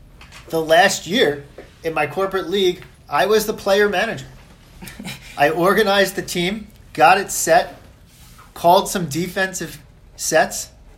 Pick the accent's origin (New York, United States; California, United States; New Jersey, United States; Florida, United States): New York, United States; Long Island; also born or lived in Philadelphia area; now in New York, United States; I'm from Long Island originally, went to Villanova, stayed in the Philadelphia area for a few years, moved back up to New York.